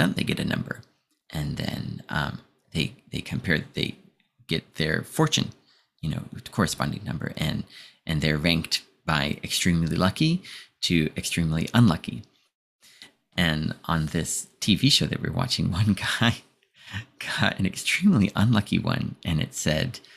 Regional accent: United States; being American

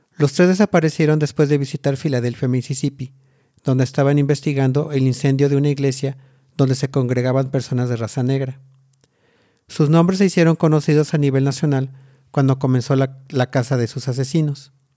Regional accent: Mexico; born or raised there

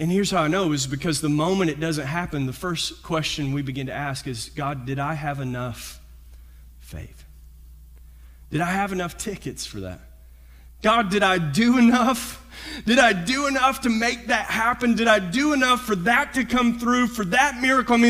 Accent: Kentucky, United States; moved away as an adult; also born or lived in Visalia; I grew up in Kentucky

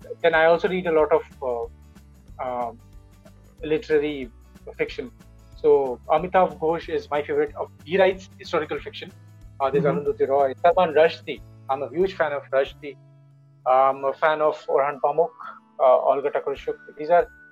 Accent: India

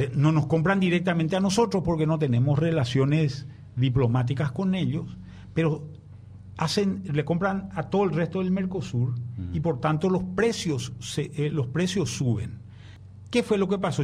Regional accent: Paraguay; como paraguayo, como prensa

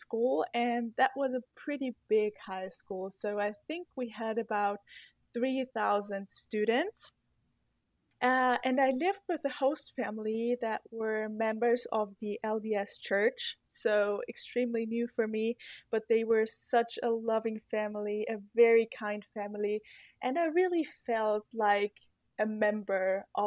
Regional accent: Murau, Styria, Austria; English is a second language; also born or lived in Graz, Austria / Nampa, Idaho, United States; now in Vienna, Austria; I am from Austria. Originally, I am from a very, very small town called Murau, and we only have 2,000 inhabitants in the Styrian Mountains

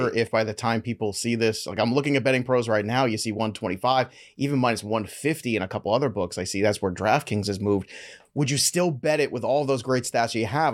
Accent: New York, United States; I am from New York

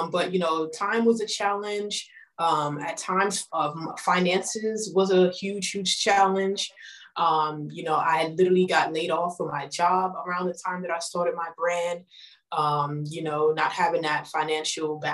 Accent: New York, United States; I am from New York

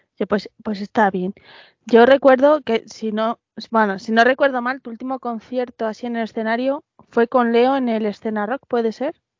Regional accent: Madrid, Community of Madrid, Spain; dos madrileños

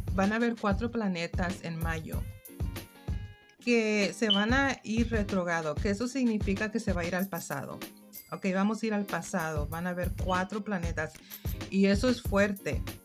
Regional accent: United States; first language English; Spanish is a second language; pero yo soy mexicana, padres mexicanos, soy nacida aquí en los Estados Unidos

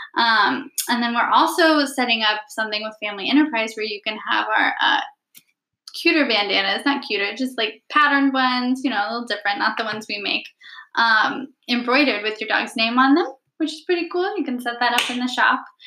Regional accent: Springfield, Missouri, United States; moved away as an adult; also born or lived in Houston, Texas; I am originally from Springfield, Missouri, uh, by way of Houston, Texas, and then I ended up back in Missouri for college

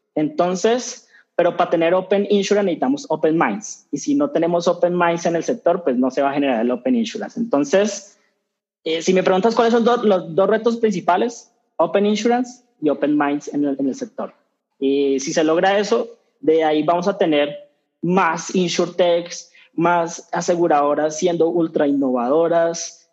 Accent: Colombia; colombianos cambiamos

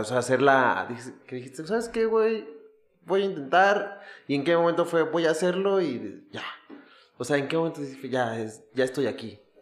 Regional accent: Ecatepec, State of Mexico, Mexico; yo iba a la escuela en Aragón y obviamente me tocaban las fiestas verga de Musquis. Pero yo soy de Catepec.

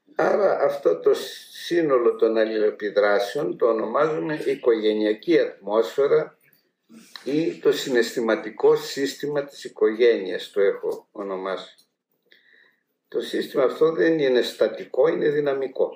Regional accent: Macedonia, Greece; moved away; Εμεί που είμαστε από τη Μακεδονία

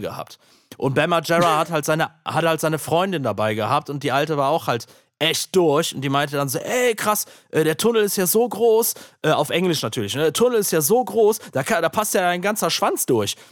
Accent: Aachen, North Rhine-Westphalia, Germany; in Aachen, meiner Heimat

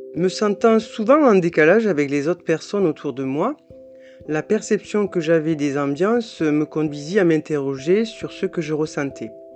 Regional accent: south of France, France; accent: petit accent du sud de la France; j'ai un petit accent du sud de la France

